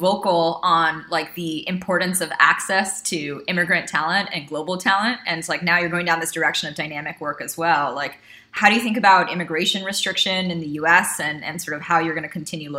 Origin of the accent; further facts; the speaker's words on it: United States; as an American.